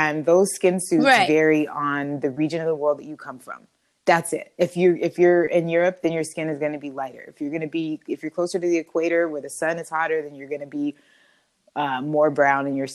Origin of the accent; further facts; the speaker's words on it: Oxnard, California, United States; also born or lived in Los Angeles area, California; I'm originally from Oxnard, California, and I currently reside in the LA area